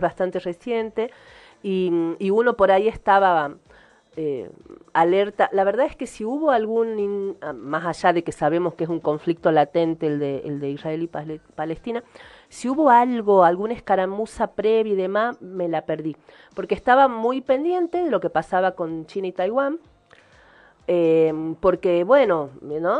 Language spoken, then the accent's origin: Spanish; Argentina; yo soy argentina